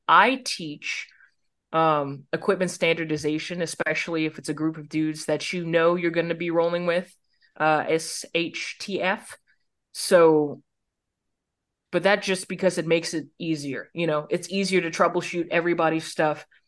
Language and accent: English; United States; As an American